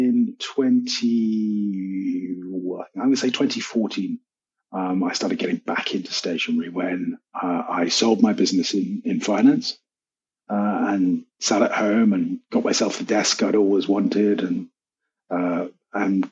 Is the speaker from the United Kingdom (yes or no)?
yes; United Kingdom; now in Cyprus; I'm a Brit. I'm a confused Brit, so I'm part Scottish, part Irish, part Welsh, and part Cornish